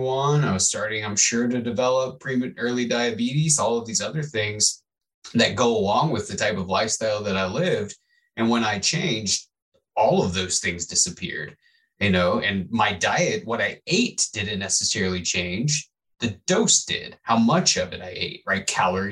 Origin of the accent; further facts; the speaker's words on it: Midwest, United States; I grew up in the Midwest